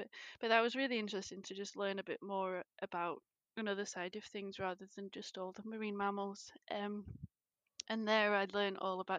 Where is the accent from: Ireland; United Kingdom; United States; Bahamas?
United Kingdom; Sheffield, Yorkshire and the Humber; moved away as an adult; now in Scotland, United Kingdom; So I grew up in Sheffield, which is an industrial city in the middle of England, nowhere near the sea whatsoever, with no family background of academia or studying, or even from moving out of Sheffield